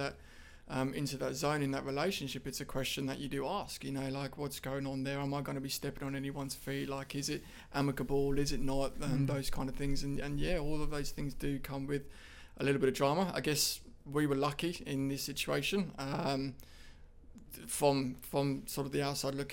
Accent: United Kingdom; moved away as an adult; also born or lived in Ashmore, Australia; now in Australia

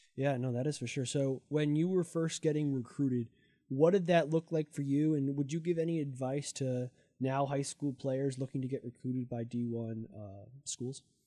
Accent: New Jersey, United States; I'm from, like, North Jersey, so forty-five minutes away

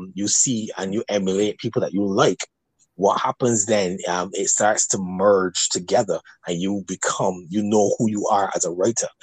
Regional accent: Barbados; accent: Barbadian

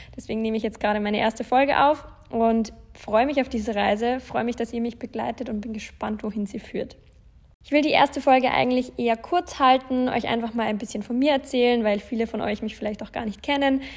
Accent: Landshut, Bavaria, Germany; moved away as an adult; also born or lived in Passau / Munich; Ich bin in Deutschland in der Nähe von München geboren, also in Bayern in, besser gesagt in Landshut.

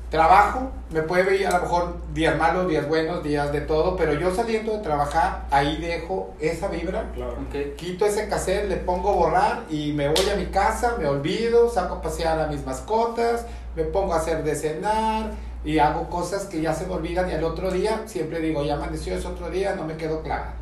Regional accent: Mexico City, Mexico; soy muy chilango

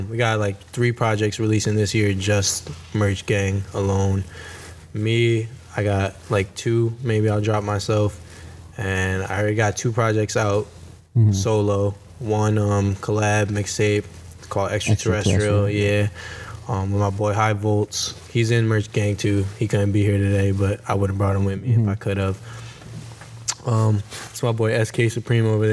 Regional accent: Middletown, Connecticut, United States; I'm from Middletown, Connecticut

